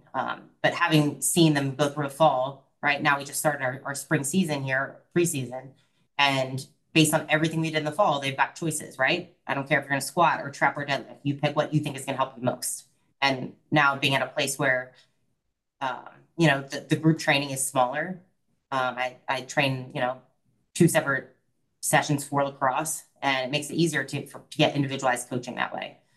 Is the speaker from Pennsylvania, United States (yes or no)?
yes; Philadelphia suburbs, Pennsylvania, United States; moved away as an adult; now in Florida, United States; I'm from the Philadelphia suburbs